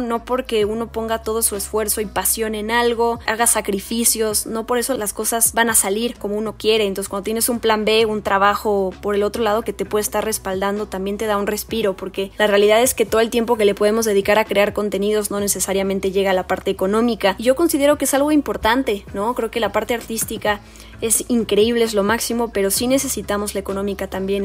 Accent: Mexico; soy mexicana

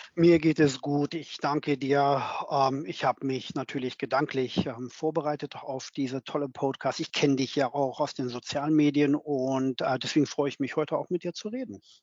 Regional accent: Berlin, Germany; moved away as an adult; now in London, United Kingdom; bin, wie gesagt, 2008 aus Berlin weggegangen als Berliner, geborener Berliner und äh, lebe jetzt in London

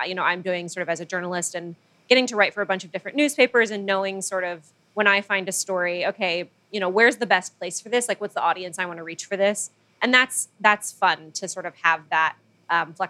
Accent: Manila, Metro Manila, Philippines; moved away as an adult; now in United States; I grew up in the Philippines and moved to the U.S. basically for college. So when I was about 18

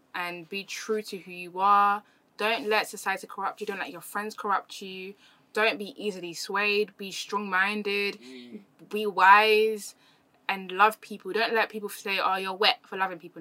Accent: London, United Kingdom; also born or lived in Germany; I came from East London

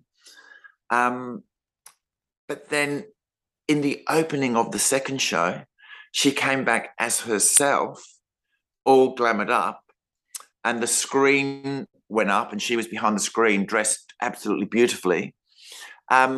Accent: Adelaide, South Australia, Australia; I'm from Adelaide

